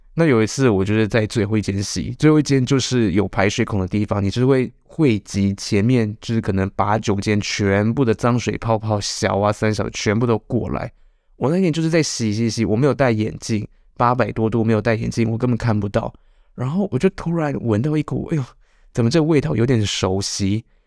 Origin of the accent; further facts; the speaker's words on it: Changhua County, Taiwan; 我这个彰化人也留在马祖了